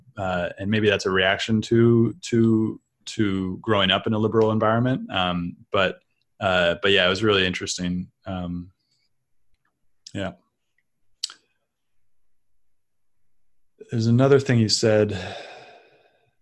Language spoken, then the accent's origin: English; San Francisco, California, United States; moved away as an adult; growing up in San Francisco, because I grew up in a culture that was highly liberal